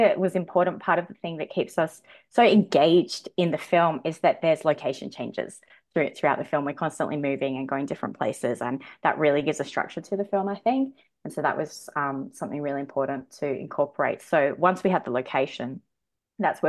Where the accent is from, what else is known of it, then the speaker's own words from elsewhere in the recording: Sydney, New South Wales, Australia; I'm from Western Sydney